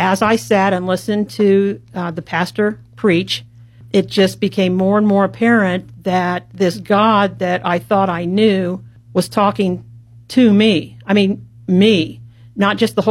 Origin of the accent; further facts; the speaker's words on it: Columbus, Indiana, United States; I was born and raised in Columbus, Indiana